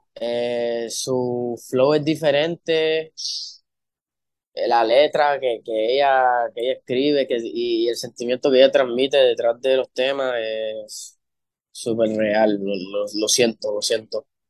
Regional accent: Maryland, United States; also born or lived in Puerto Rico; en Maryland fue, fue que crecí, en Puerto Rico fue que yo aprendí el sazón

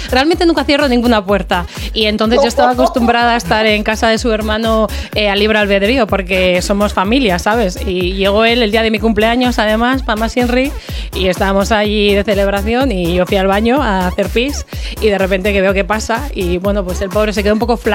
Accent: Santurtzi, Basque Country, Spain; also born or lived in Bilbao; now in Leioa, Spain; yo soy de Santurchi. O sea, he vivido en Santurce toda la vida.

